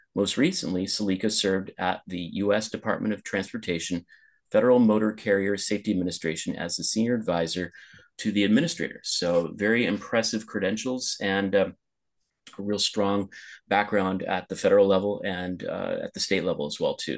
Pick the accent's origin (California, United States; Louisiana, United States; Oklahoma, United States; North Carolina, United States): California, United States; Los Angeles; moved away as an adult; also born or lived in Pasadena; now in Lisbon, Portugal; my hometown of Los Angeles